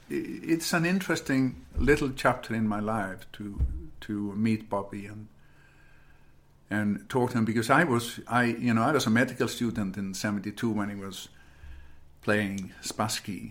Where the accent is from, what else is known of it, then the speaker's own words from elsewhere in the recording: Iceland; moved away as an adult; also born or lived in United States; growing up in Iceland